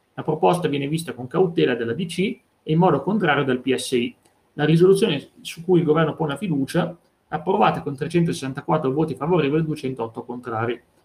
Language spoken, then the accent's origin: Italian; Vercelli area, Piedmont, Italy; delle mie parti, quella di Enrico Fermi di Trino, Vercellese